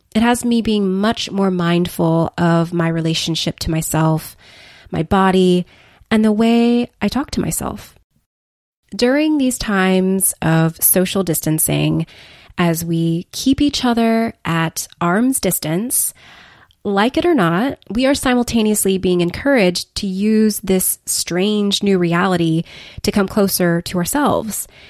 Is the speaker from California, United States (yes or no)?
yes; Los Angeles, California, United States; moved away as an adult; move cross-country back to L A, my hometown